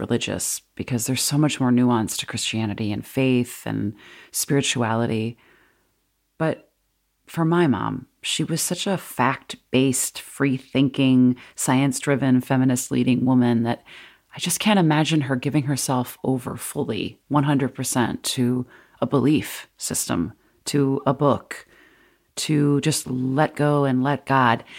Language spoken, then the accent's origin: English; Wheaton, Illinois, United States; moved away as an adult; my hometown of Wheaton, Illinois